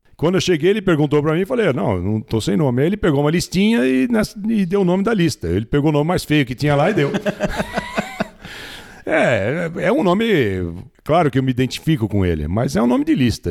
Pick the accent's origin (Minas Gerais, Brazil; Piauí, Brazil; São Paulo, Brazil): São Paulo, Brazil; moved away as an adult; Morei em São Paulo. Nasci lá e morei em São Paulo. E era um paulistano daqueles mesmo